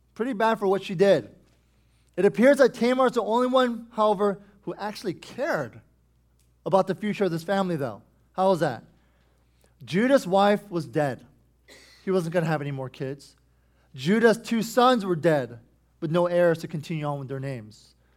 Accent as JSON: {"language": "English", "country": "United States", "said": "us as American Christians"}